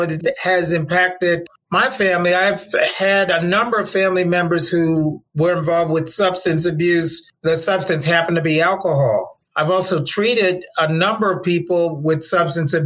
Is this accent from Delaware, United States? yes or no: yes; Milford, Delaware, United States; moved away; also born or lived in Baltimore, Maryland; I'm from Milford, Delaware